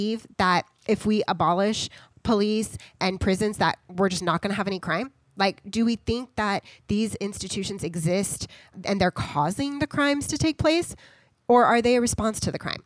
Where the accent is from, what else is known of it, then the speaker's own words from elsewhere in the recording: United States; as American citizens